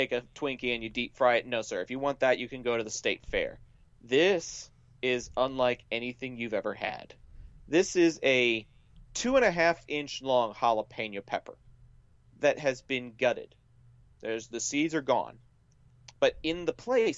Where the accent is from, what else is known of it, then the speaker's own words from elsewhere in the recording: North Texas, United States; accent: southern; this place in my hometown called Hurtado Barbecue